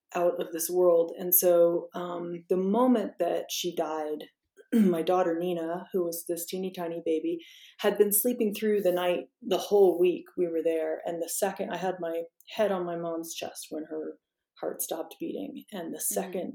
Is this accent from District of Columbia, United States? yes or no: yes; Washington, District of Columbia, United States; I'm from Washington D.C. and I grew up there